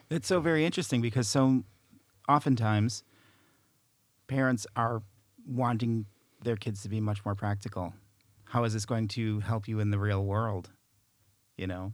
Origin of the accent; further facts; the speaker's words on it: Chicago, Illinois, United States; I'm from Chicago